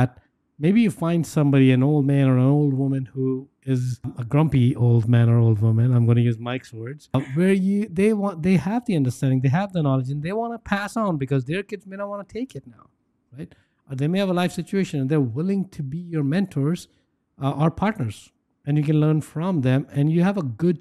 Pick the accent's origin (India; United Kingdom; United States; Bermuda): India; moved away; I grew up in India